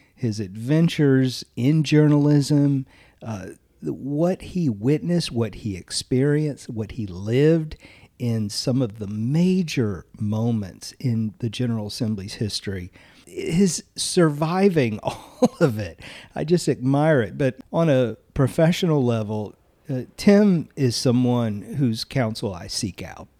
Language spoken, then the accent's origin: English; Eastern North Carolina, United States; I'm from Eastern North Carolina